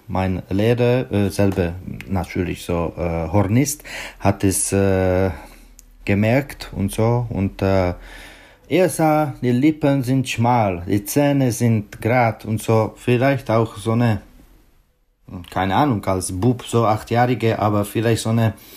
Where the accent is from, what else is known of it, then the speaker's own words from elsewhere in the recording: Pardubice, Pardubice Region, Czechia; German is a second language; moved away; in meiner Geburtsstadt Pardubice